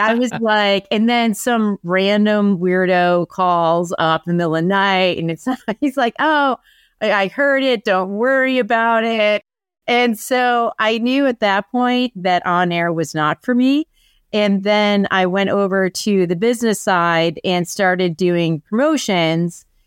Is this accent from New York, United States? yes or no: yes; Buffalo, New York, United States; moved away as an adult; also born or lived in Syracuse, United States; now in Boston, United States; I'm from Buffalo originally.